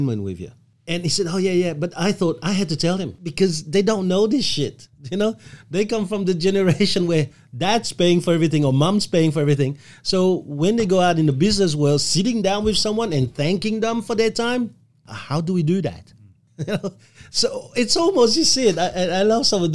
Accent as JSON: {"language": "English", "country": "Belgium", "moved": "yes", "lives_now": "Australia", "said": "I come from Belgium"}